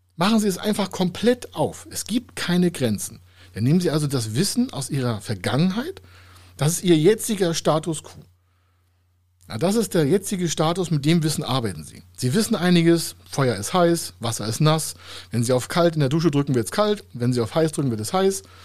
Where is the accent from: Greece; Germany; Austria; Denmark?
Germany; Heide, Schleswig-Holstein; in meiner Heimatstadt in Heide